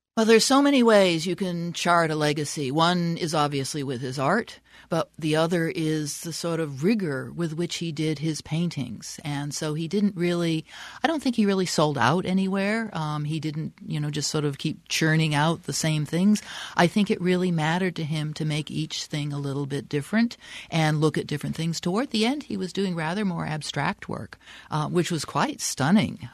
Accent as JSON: {"language": "English", "area": "the East", "region": "East Coast", "country": "United States", "moved": "as an adult", "lives_now": "Arizona, United States", "said": "I'm from the East"}